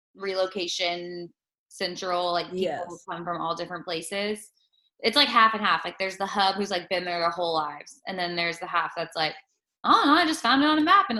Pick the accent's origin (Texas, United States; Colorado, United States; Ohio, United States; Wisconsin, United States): Texas, United States; moved away; I am from Texas as well.